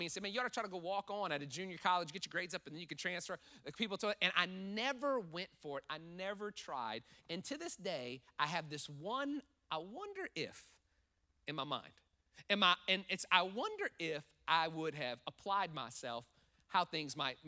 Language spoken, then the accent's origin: English; New Orleans, Louisiana, United States; moved away; I'm from New Orleans, from Louisiana area, and that's parishes. We call counties here